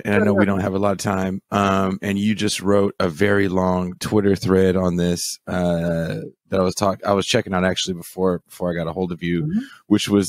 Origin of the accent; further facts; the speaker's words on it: Richmond, California, United States; also born or lived in Oakland, California; I'm from Oakland, California, grew up in a city called Richmond, California, kind of the epitome of the inner city.